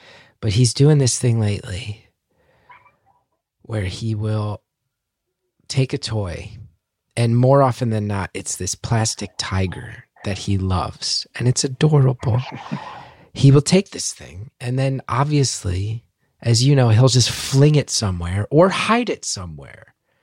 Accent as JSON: {"language": "English", "town": "West Orange", "region": "New Jersey", "country": "United States", "tie": "born or raised there", "said": "my hometown, West Orange, New Jersey"}